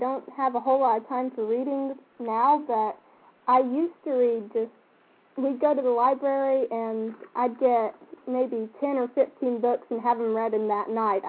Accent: Paris, United States; Well, the only thing is that if you just say, I'm from Paris, everyone's like, oh, France?

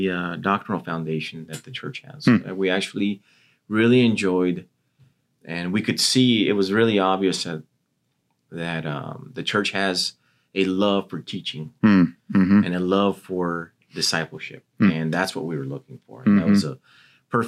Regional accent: Texas, United States; also born or lived in Colorado Springs; now in Virginia, United States; we're originally from Texas

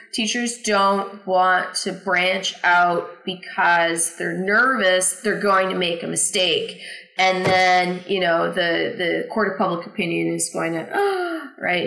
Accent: Canada; now in United States; I'm from Canada

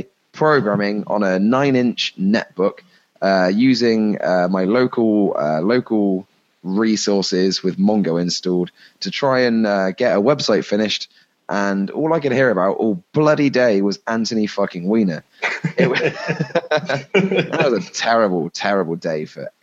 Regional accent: England, United Kingdom; being an Englishman

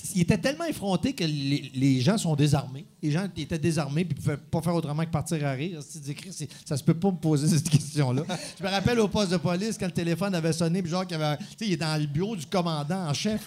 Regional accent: Saint-Pierre-Baptiste, Quebec, Canada; dans mon village natal

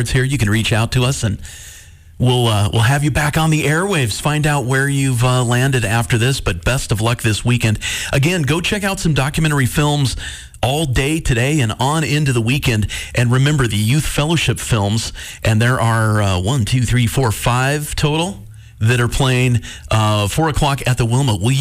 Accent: Bozeman, Montana, United States; Had a really great public education growing up in Bozeman

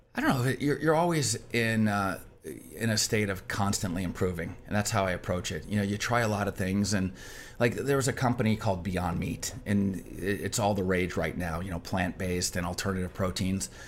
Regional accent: Michigan, United States; also born or lived in Detroit; I grew up in Michigan.

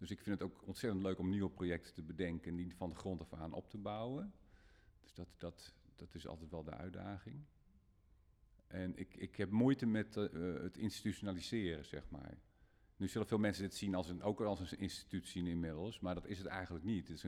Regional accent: Groningen, Netherlands; bij ons in Groningen

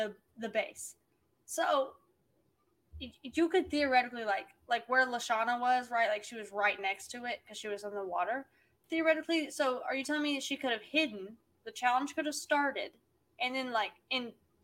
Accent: Arkansas, United States; now in Oklahoma, United States; I'm originally from Arkansas

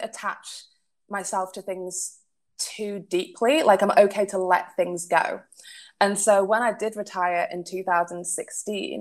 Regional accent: Manchester, North West England, United Kingdom; I am a Mancunian. I was born and bred in Manchester

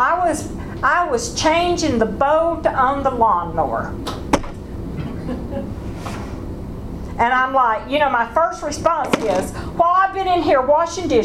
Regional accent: the South, United States; those of us who are born in the South and know what it means

